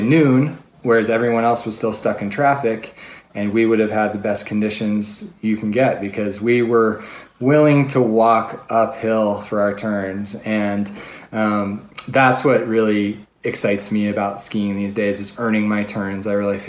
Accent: Denver, Colorado, United States; The challenge for me is I came from Denver, which is like a beer mecca, you know.

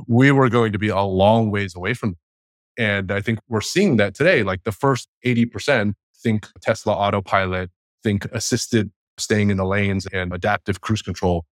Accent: Bay Area, California, United States; I grew up in the Bay Area

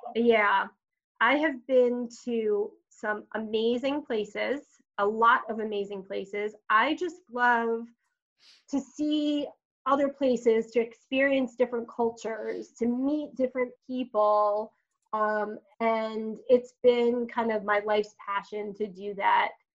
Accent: Long Island, New York, United States; so I am a native New Yorker. Uh, grew up on Long Island

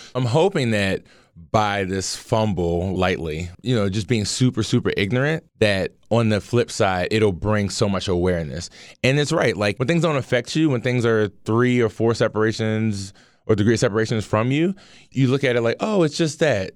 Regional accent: Baltimore, Maryland, United States; as a black man growing up in Baltimore

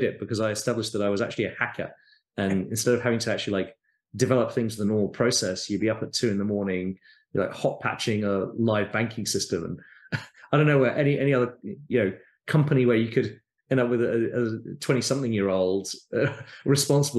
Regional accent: United Kingdom; moved away as an adult; now in United States; in the UK, where I grew up, as you can probably tell from my accent

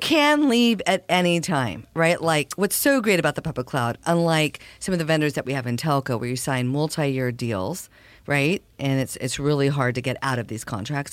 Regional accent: El Paso, Texas, United States; I was born in El Paso, Texas

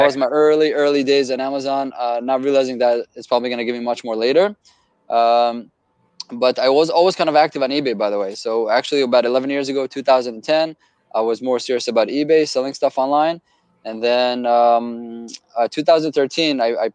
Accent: Israel; moved away as an adult; now in United States; Born and raised in Israel

